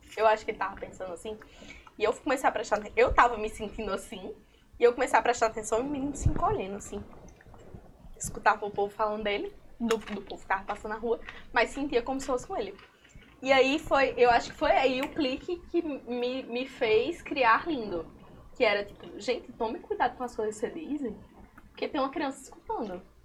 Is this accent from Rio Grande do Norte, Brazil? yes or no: yes; Currais Novos, Rio Grande do Norte, Brazil; moved away as an adult; now in Natal, Brazil; eu sou seridoense e eu não queria, e, e eu sou de Currais Novos